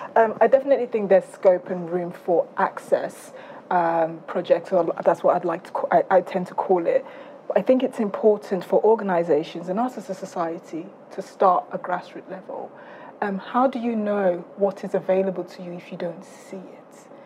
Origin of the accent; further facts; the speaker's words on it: South East England, United Kingdom; I grew up in Surrey, so forgive me.